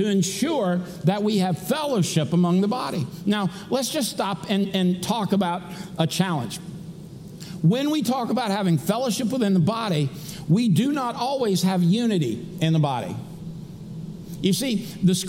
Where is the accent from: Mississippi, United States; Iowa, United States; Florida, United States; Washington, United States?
Florida, United States; Daytona Beach; I grew up in Daytona Beach, Florida, back in the day when you could go to the races for $5.